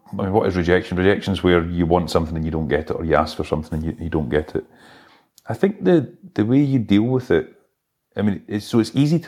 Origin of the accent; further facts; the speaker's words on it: Fife, Glasgow, Scotland, United Kingdom; we had to move from where I'd spent my life growing up in Fife through to Glasgow.